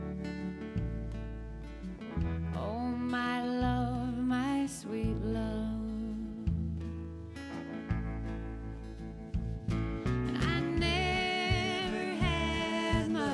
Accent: Idaho, United States; moved away as an adult; also born or lived in Santa Fe, New Mexico; now in Boston, United States; Growing up in Idaho

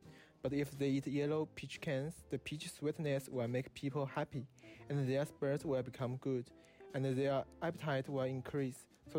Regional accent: China; now in Davis, United States; I major in mechanical engineering, and I come from China.

